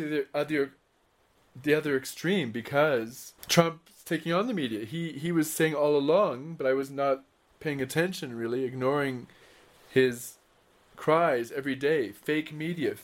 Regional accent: Canada; moved away; Growing up in Canada

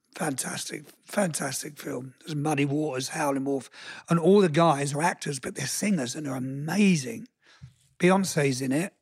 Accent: United Kingdom; moved away as an adult; now in United States; I'm British

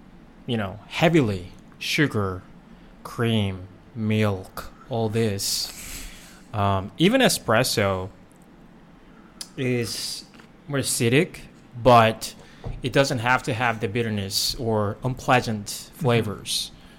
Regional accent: South Korea; moved away; I was born and raised in Korea

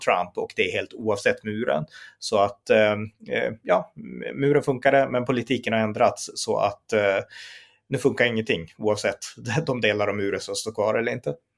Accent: Sweden; vi i Sverige

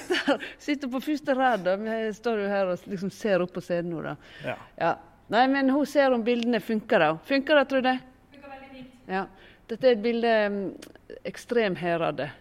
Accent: Voss, Vestland, Norway; det er bare er en sånn fire kilometer fra der jeg kommer fra, at eh, Granvin begynner. Så eh, har jo jeg òg en veldig sånn klar Vossa-identitet

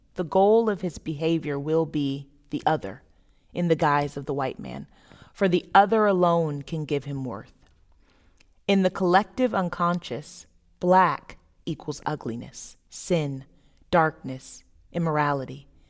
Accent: Florida, United States; moved away as an adult; also born or lived in Boston / Berlin / Scandinavia; Growing up in Florida, moving to Boston

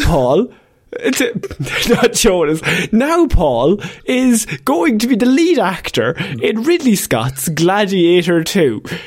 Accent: Ireland; as Irish people

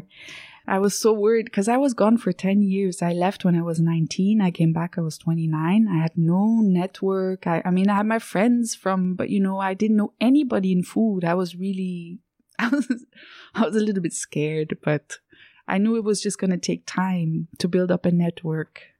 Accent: Zurich, Switzerland; moved away as an adult; also born or lived in New York / Piedmont, Italy; I was born in Zurich and I was raised just outside of Zurich

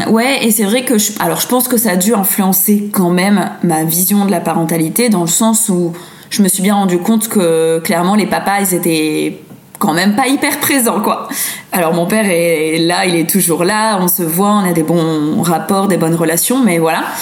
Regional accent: France; now in Brussels, Belgium; Non, non, non, je suis française, mais j'ai habité dans plein de pays différents.

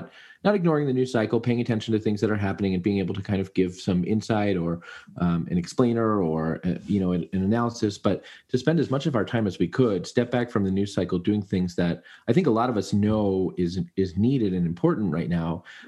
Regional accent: United States; I guess I'm just American.

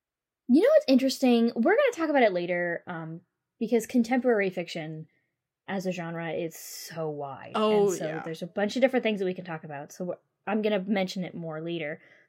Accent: United States; We're American.

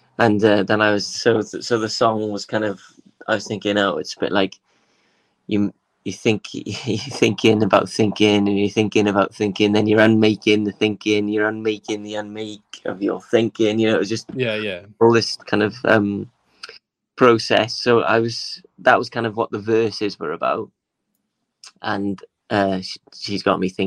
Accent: Swansea, Wales, United Kingdom; moved away as an adult; also born or lived in London; when I moved away from Swansea, it's a funny thing, like when I moved to live in London when I was 18

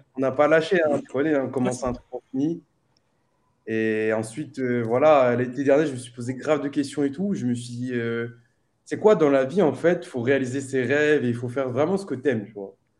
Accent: Réunion; moved away as an adult; now in Nice, France; je suis né à La Réunion, tranquille le 2 mai 1998. Et ensuite, j'ai fait ma scolarité à La Réunion

